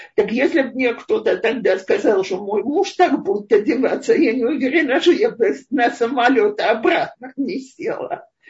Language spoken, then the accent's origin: Russian; Russia; moved away as an adult; now in Israel; Мой муж израильтянин, я из России